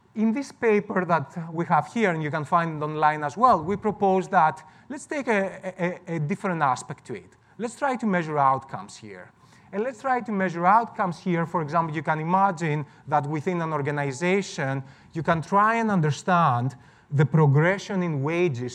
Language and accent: English; Greece; moved away; I'm from Greece originally.